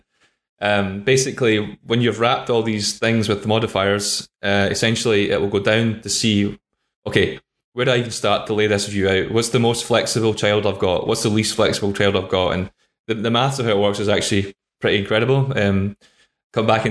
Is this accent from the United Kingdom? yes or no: yes; Scotland, United Kingdom; I'm from Scotland